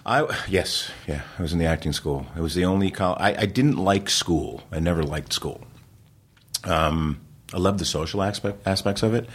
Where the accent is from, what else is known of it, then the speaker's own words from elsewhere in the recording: New Jersey, United States; I grew up in New Jersey